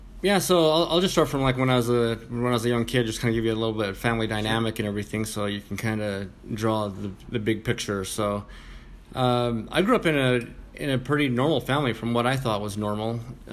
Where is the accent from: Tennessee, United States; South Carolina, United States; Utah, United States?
Utah, United States; Vernal; moved away as an adult; also born or lived in Salt Lake City, Utah; So anyways, I'm from Vernal, Utah. Kind of a small.